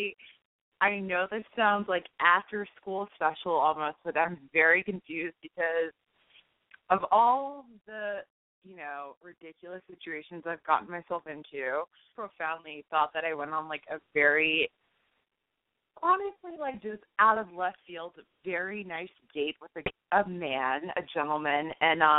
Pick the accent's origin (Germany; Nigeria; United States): United States; Boston, Massachusetts; moved away; also born or lived in Connecticut; I am from Connecticut, originally Boston, hence the area code.